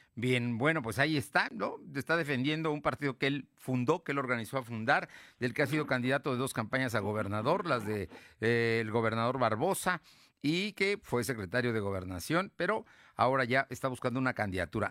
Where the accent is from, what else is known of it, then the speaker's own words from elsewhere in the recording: Puebla, Mexico; somos también vecinos de Puebla